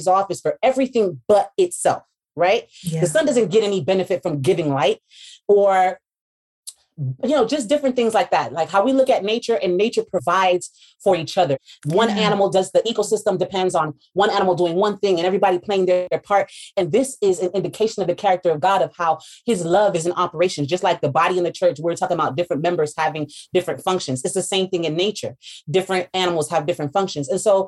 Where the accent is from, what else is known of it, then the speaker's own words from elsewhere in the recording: United States; those of us from the States